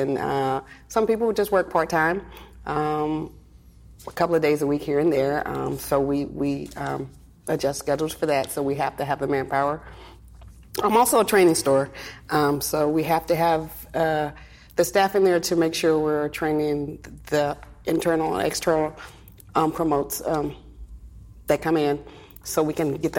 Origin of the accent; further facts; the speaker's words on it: Tallahassee, Florida, United States; I'm originally from Tallahassee, Florida. I'm a military brat, as you say. Dad was in the Army, so I've traveled all over.